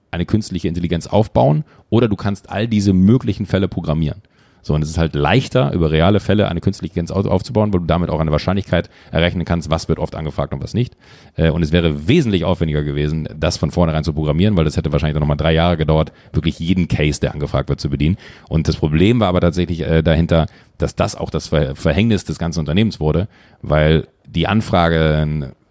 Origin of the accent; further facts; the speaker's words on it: Schwalmtal, North Rhine-Westphalia, Germany; now in Hamburg, Germany; ich bin in Schwalmtal aufgewachsen, in einem kleinen 8000 Seelendorf, äh, bin dann irgendwann Autofahren durch ganz großes Glück nach Hamburg gekommen